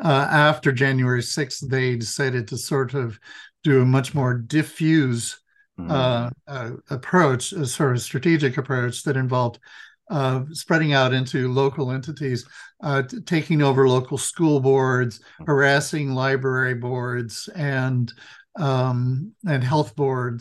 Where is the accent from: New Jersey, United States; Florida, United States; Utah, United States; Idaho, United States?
Idaho, United States; in Idaho, in my home state.